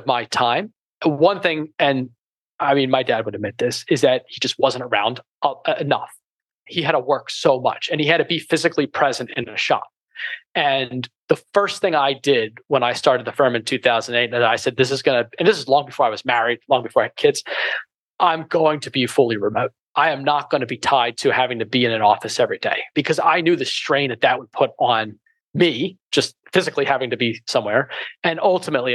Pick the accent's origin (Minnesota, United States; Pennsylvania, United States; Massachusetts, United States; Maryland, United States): Pennsylvania, United States; Philadelphia; we're from Philadelphia